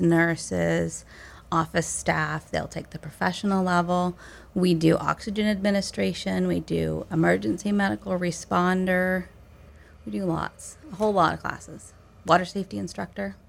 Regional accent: Belgrade, Maine, United States; moved away as an adult; I grew up on Belgrade Stream, which connects over to Lower Long Pond.

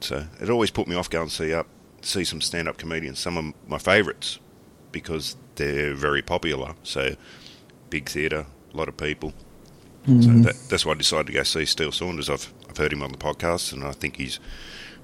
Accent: Australia; a lot of my jokes are Australian based

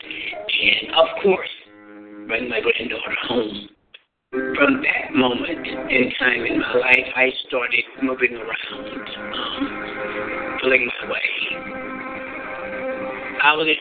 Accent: Ruby, South Carolina, United States; I'm from Ruby, South Carolina

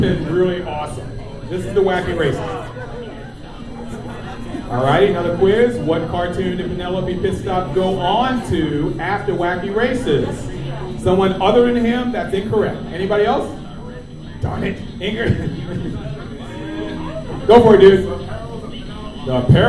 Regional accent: Baltimore, Maryland, United States; I'm from Baltimore, Maryland

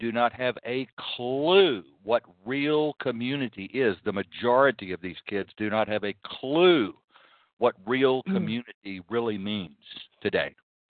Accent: Canada; now in United States; I'll just stick with the U.S. because I'm here most of the time. Sometimes I'm Canada, but I'm from Canada back here.

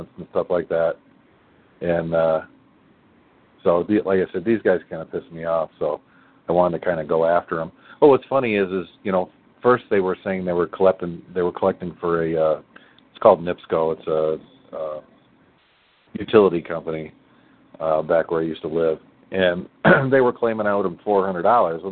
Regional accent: Indiana, United States; now in New Mexico, United States; I'm in New Mexico right now, but I'm from Indiana

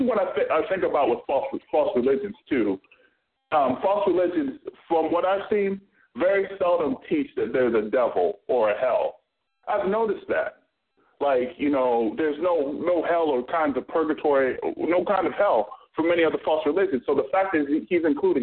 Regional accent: Florida, United States; I'm from Florida

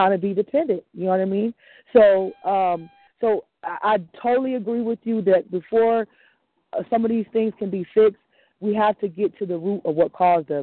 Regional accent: United States; I was born in America

